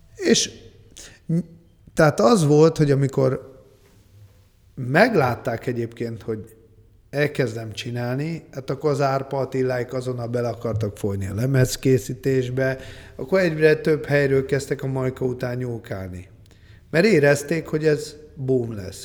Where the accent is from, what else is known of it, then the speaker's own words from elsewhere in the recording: Budapest, Hungary; mi akkor voltunk fiatalok, és abban a közegben mozogtunk, ami hát na, akkor nagyon kemény gangster világ volt Budapesten